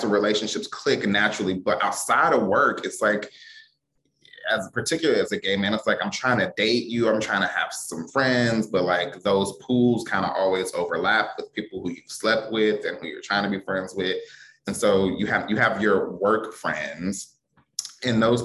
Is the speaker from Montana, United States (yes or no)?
no; Detroit, Michigan, United States; also born or lived in Washington, District of Columbia, United States; now in Philadelphia, United States; I'm from Detroit